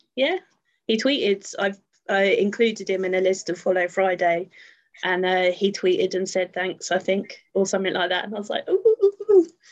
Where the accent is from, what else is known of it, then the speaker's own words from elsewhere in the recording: Luton, East of England, United Kingdom; I'm from Luton.